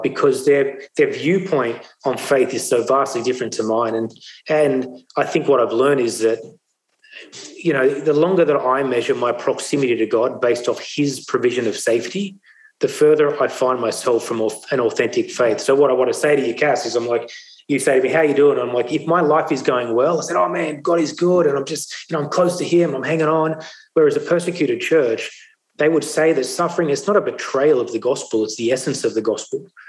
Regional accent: Sydney, New South Wales, Australia; also born or lived in India; my life went on to growing up in the Sutherland Shire

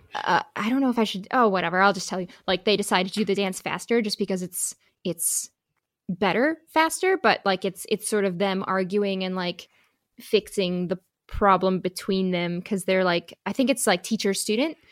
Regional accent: Midwest, United States; accent: Midwest; moved away; my little Midwest accent

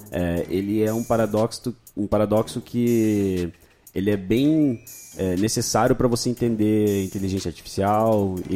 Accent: Irati, Paraná, Brazil; Brasil, que acabou parando em Irati por pasmem, mas é. Que é a tua cidade. Que é a cidade natal aí onde, onde eu nasci.

